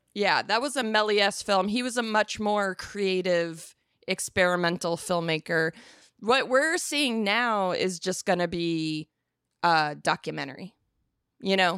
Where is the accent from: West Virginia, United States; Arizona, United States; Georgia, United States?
Arizona, United States; I'm from Arizona